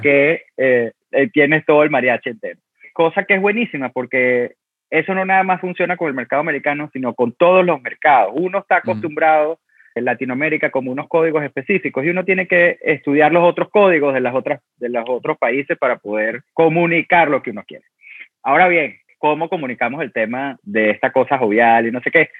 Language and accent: Spanish; Venezuela; also born or lived in Italy; now in New York, United States; yo soy de Venezuela y soy del trópico